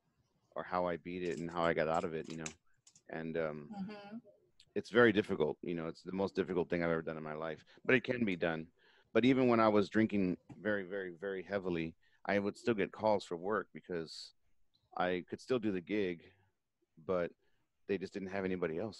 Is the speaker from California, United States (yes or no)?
no; Texas, United States; I'm from Texas